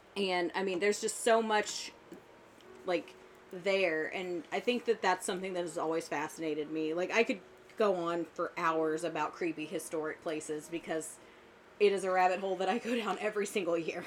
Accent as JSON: {"language": "English", "region": "the South", "country": "United States", "tie": "born or raised there", "said": "I grew up in the South"}